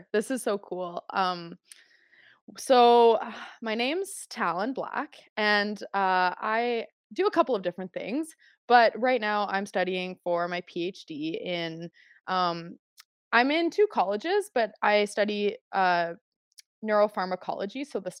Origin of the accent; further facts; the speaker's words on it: Calgary, Alberta, Canada; Like I grew up in Calgary. I grew up in like, you know, Northwest Calgary.